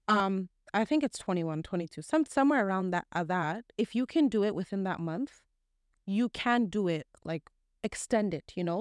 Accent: Canada; especially within Canada, there's not much of an Islamic environment

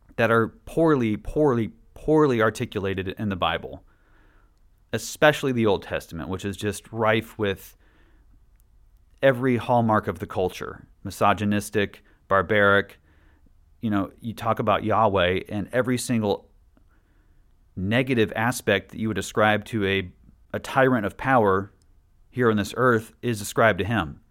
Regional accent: Washington, United States; also born or lived in Statesboro, Georgia; we grew up in Statesboro from the ages of seven and nine until we moved to Washington State

